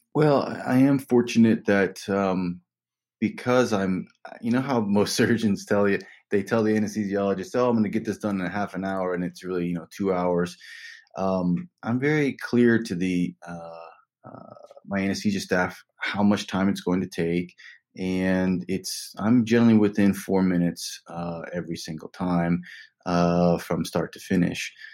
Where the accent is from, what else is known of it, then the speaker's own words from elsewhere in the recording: West Virginia, United States; now in New York, United States; I'm from West Virginia, a small cinder block house in West Virginia. Had no money growing up